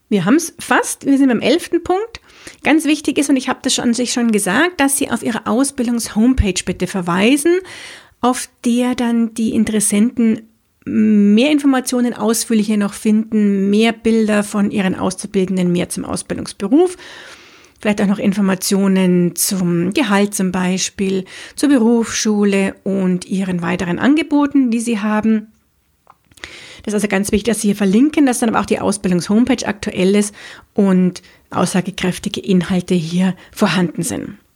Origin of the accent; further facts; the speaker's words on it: Munich, Bavaria, Germany; bin ich eine Münchnerin, das heißt in München geboren und aufgewachsen. Ich liebe auch diese Stadt